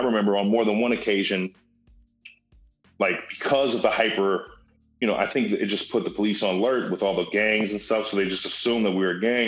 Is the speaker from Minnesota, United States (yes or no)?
yes; Minneapolis, Minnesota, United States; I grew up in Whittier